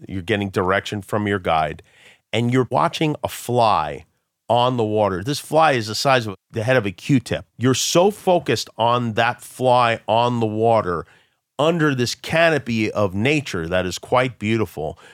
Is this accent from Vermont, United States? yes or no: no; New York City, New York, United States; we're from Brooklyn